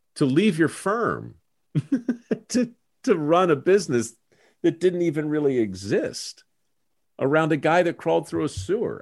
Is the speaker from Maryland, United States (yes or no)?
yes; Baltimore, Maryland, United States; moved away; I came from Baltimore